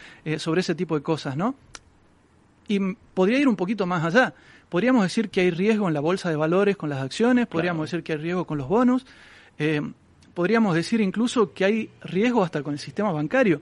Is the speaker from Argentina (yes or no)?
yes; Argentina; yo vengo de Argentina donde tenemos una inflación muy alta